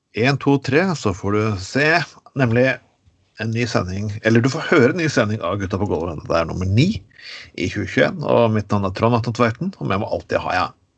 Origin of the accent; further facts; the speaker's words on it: Skien, Telemark, Norway; Jeg vokste opp i Skien